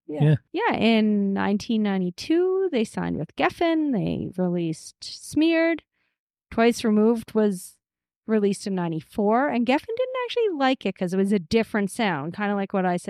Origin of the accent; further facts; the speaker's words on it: Sydney, Nova Scotia, Canada; I'm from Sydney.